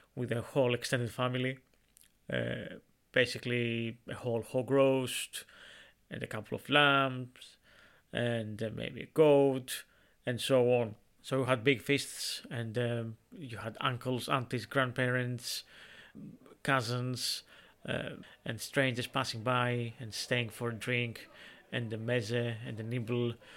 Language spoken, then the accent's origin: English; Greece; in Greece, in my hometown